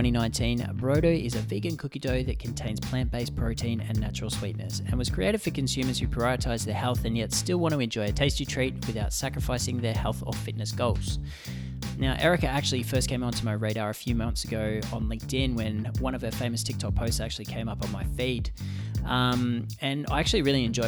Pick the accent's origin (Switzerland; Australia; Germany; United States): Australia; now in Vancouver, Canada; I'm from Australia, but my mum's a New Zealander